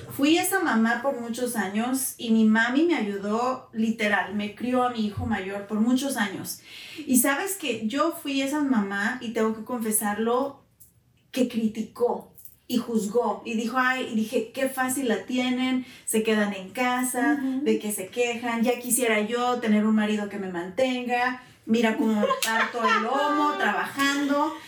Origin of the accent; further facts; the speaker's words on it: Guanajuato, Mexico; moved away as an adult; now in United States; soy originaria de Guanajuato, México, mm. mexicana al 100%, llevo a los Estados Unidos hace ya casi 20 años. Así que mitad y mitad de vida he estado en México